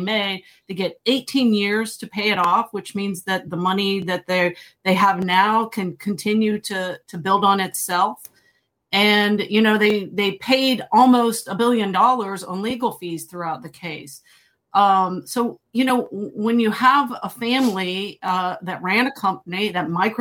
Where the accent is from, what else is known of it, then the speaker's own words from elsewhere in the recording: rural Ohio, United States; moved away; my hometown in rural Ohio